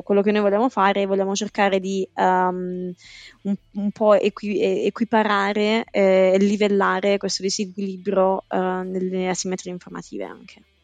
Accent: Apulia, Italy; moved away as an adult; now in London, United Kingdom; sono pugliese di nascita ma londinese d'adozione

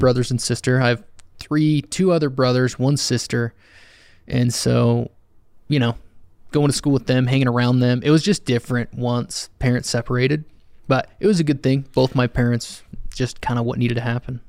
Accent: Alpine, Utah, United States; also born or lived in Spanish Fork, Utah / Salem, Utah / Orem, Utah; I grew up in Alpine for the majority.

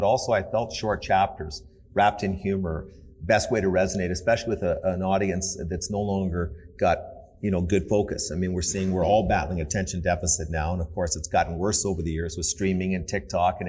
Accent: Canada; I grew up in Canada, great country

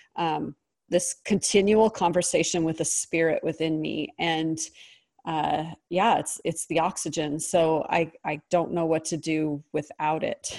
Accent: Pacific Northwest, United States; I was raised in the Pacific Northwest

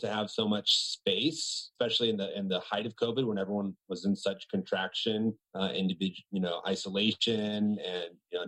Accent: Outer Banks, North Carolina, United States; I grew up on a small island off the coast of North Carolina. It's called the Outer Banks

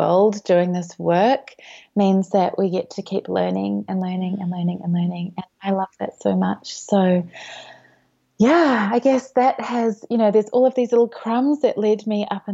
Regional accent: New Zealand; moved away as an adult; now in Melbourne, Australia; I grew up in New Zealand, so moved to Melbourne

